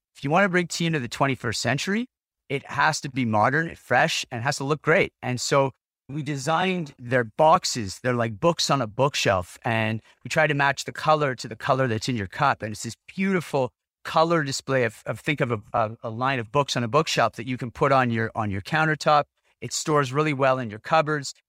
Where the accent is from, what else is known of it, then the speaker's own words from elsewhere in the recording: Ottawa, Ontario, Canada; moved away as an adult; when I moved back to Ottawa, my hometown